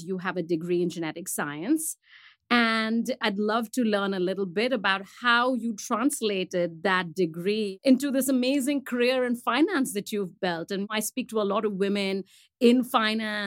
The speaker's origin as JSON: {"language": "English", "country": "India", "tie": "born or raised there", "moved": "yes", "lives_now": "United States", "said": "I am an immigrant in this country. I grew up in India"}